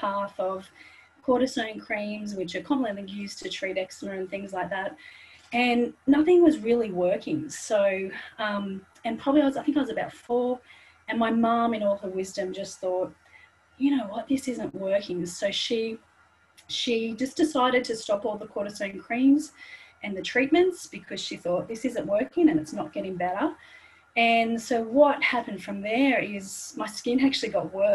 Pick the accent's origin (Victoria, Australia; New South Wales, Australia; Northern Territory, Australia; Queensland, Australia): New South Wales, Australia; Sydney; I was born and raised in Sydney